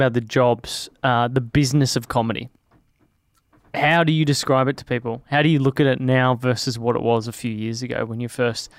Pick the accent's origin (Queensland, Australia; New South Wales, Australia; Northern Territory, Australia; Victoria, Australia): Victoria, Australia; Melbourne; Moorabbin, Bentley, Hyatt. That was where I grew up.